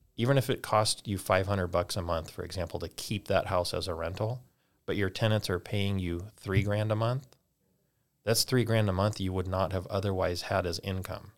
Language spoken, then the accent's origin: English; California, United States; moved away as an adult; now in North Idaho, United States; we're originally from California, so that's where that all started. When we moved to North Idaho, little over two years ago